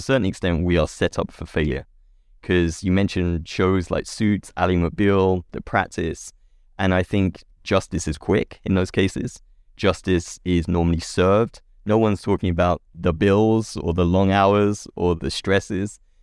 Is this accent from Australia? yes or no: no; England, United Kingdom; accent: British; now in California, United States; I grew up in England